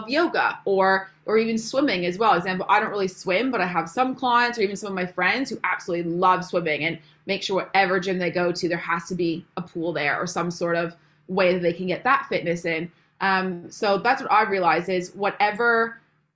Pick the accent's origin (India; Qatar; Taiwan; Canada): Canada; moved away as an adult; now in England, United Kingdom; if you can't tell by my accent, I'm actually not from England originally. I'm from Canada. So I moved here about 4 years ago